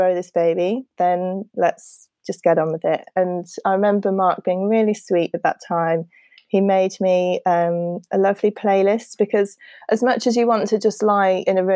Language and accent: English; United Kingdom; we're very British